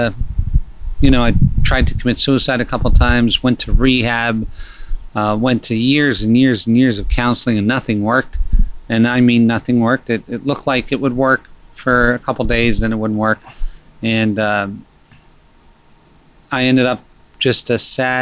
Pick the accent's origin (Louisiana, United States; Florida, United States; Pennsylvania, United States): Pennsylvania, United States; moved away as an adult; also born or lived in Scranton, Pennsylvania / Malibu, California; I was born in Pennsylvania in a pretty non-normal environment that was kind of violent. Mm-hmm. And I had early childhood challenges with school